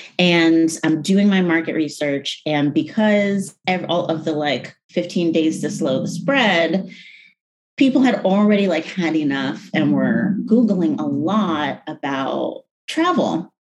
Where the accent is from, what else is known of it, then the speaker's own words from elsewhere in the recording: United States; I'm very passionate online about identity. I'm very American and I'm very anti-woke and very passionate about that.